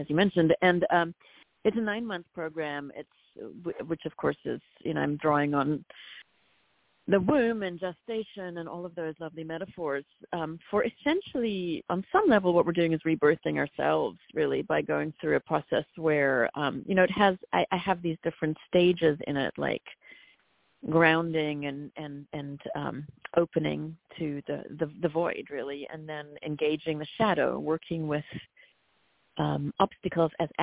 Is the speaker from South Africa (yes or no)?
yes; South Africa; I'm from South Africa